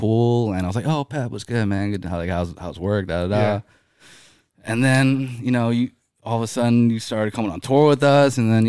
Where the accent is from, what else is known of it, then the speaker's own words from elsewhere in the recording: Bowie, Maryland, United States; also born or lived in Silver Spring, Maryland; But then yes, grew up in Bowie, Maryland. Pretty much my whole life.